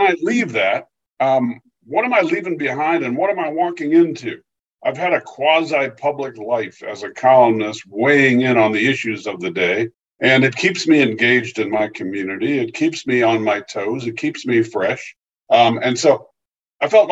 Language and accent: English; California, United States; moved away as an adult; also born or lived in Pennsylvania; I grew up in California, but made a move to the East Coast, worked at the Philadelphia Inquirer.